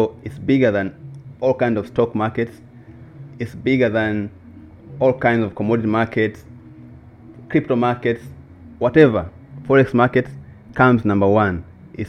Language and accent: English; Makete, Njombe, Tanzania; I'm from the south of Tanzania, so there's a region called Makete.